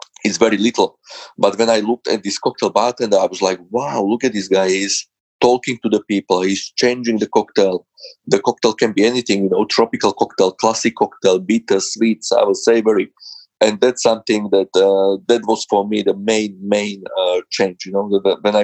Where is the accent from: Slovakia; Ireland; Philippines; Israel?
Slovakia; English is a second language; moved away as an adult; now in London, United Kingdom; I was born in Slovakia